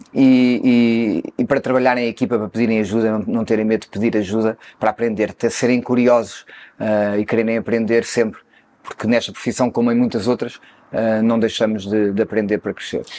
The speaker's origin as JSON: {"language": "Portuguese", "town": "Cascais", "region": "Lisbon", "country": "Portugal", "tie": "born or raised there", "said": "Eu nasci em Cascais, mais propriamente na areia, ali perto do Guincho, uhum. uh, sendo que a família da parte do meu pai era ali da Quinta da Bicuda, uh, e nasci ali numa pequena casa eh, na areia e fiquei até aos 5 anos, depois mudei-me para a Quinta uhum. da Bicuda, cresci"}